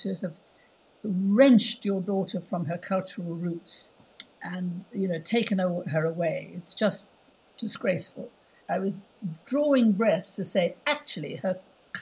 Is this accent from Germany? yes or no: no; South Africa; moved away; I'm South African.